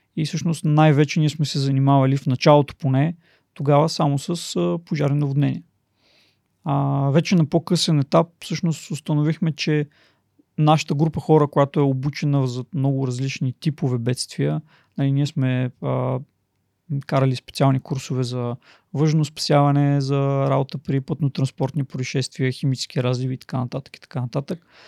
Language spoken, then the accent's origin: Bulgarian; Plovdiv, Plovdiv Province, Bulgaria; родом съм от Пловдив